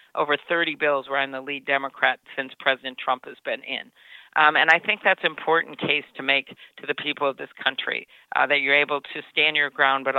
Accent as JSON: {"language": "English", "region": "Midwest", "country": "United States", "said": "I'm from the Midwest and one of only two candidates up on the stage from the Midwest"}